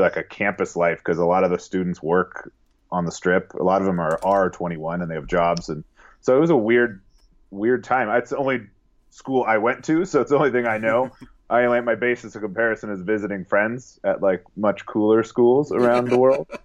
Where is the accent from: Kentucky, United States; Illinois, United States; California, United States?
California, United States; Southern; moved away as an adult; now in Las Vegas, United States; I was born and raised in Southern California.